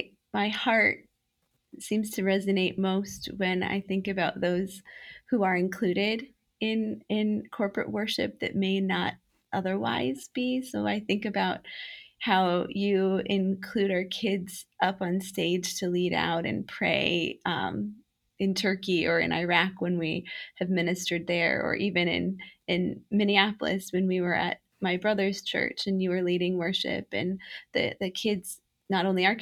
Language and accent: English; Romania; I was a little girl growing up in Romania as a missionary kid